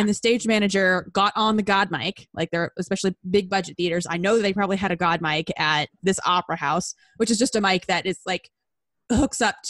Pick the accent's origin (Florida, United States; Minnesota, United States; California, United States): California, United States; Southern; I was a script assistant at like a big regional theater in my hometown.